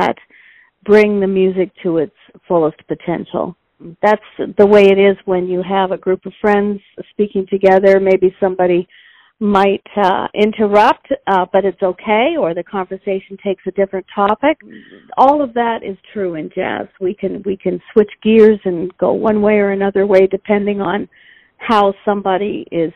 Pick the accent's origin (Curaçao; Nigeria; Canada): Canada; Vancouver, British Columbia; moved away as an adult; also born or lived in Toronto; I grew up in Vancouver, British Columbia